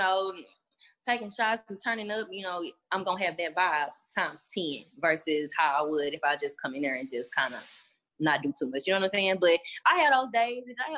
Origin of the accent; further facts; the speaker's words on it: Dallas, Texas, United States; Growing up in Dallas was fun